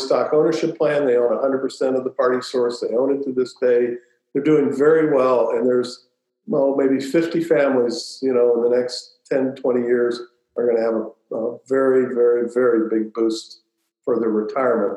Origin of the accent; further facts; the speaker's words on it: Louisville, Kentucky, United States; I grew up in Louisville